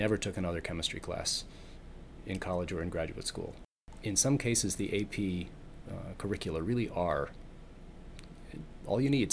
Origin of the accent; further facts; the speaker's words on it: Southern California, United States; also born or lived in Massachusetts / New York; I'm from Southern California